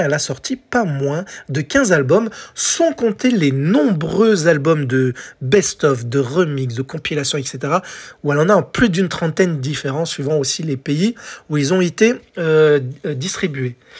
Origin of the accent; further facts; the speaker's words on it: France; chez nous en France